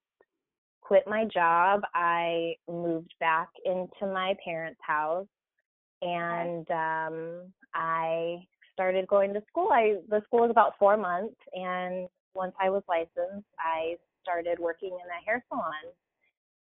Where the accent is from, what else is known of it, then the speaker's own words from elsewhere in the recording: Whittier, California, United States; also born or lived in Arkansas; I grew up in Southern California here in Whittier